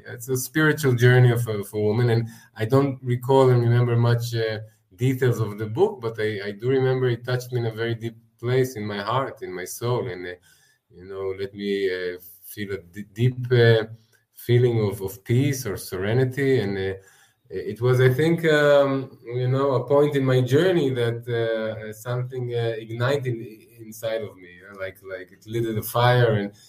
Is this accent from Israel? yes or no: yes; Israel; Yeah, I grew up experiencing the holidays, you know, like probably most kids in Israel